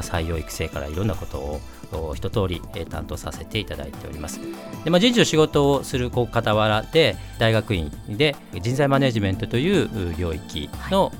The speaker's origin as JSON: {"language": "Japanese", "region": "Osaka", "country": "Japan", "tie": "born or raised there", "said": "大阪出身"}